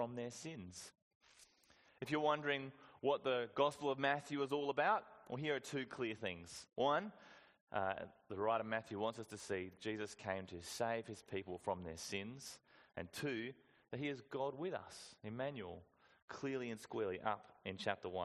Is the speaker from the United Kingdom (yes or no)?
no; Whyalla, South Australia, Australia; I went to a good school growing up in Wyala